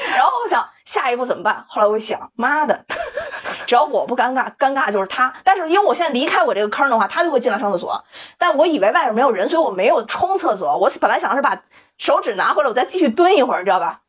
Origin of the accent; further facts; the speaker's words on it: Wuhan, Hubei, China; moved away; 我武汉人啊